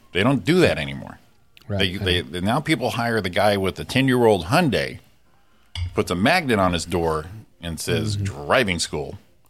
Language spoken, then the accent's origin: English; California, United States; I realized I wasn't supposed to do it because they are used as a passing lane, but I'm from California.